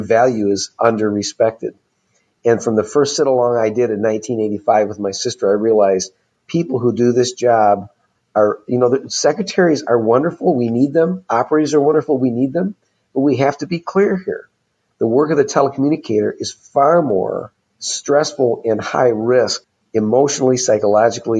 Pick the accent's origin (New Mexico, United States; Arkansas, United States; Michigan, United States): Michigan, United States; Michigan happens to be my home state